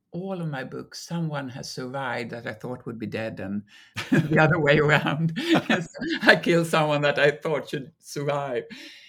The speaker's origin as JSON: {"language": "English", "town": "Malmö", "region": "Skåne", "country": "Sweden", "tie": "born there", "lives_now": "Stockholm, Sweden", "said": "I mean, I'm from everywhere in Sweden. I was born in Malmö, as you say, but I live in Stockholm now"}